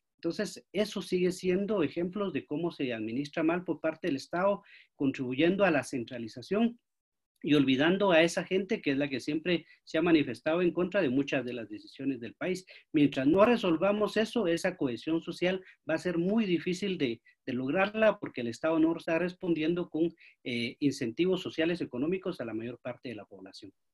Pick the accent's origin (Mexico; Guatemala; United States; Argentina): Guatemala; Totonicapán; Yo personalmente soy de Totonicapán, un, departamento 98% indígena